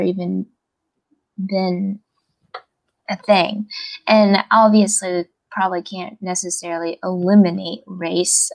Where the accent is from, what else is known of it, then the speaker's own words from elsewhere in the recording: United States; we're from America like we're Americans too